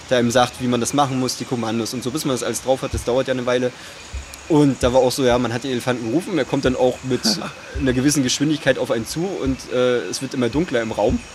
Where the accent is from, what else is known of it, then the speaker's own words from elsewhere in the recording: Rostock, Mecklenburg-Vorpommern, Germany; moved away; also born or lived in Leipzig; ich komme ursprünglich aus Rostock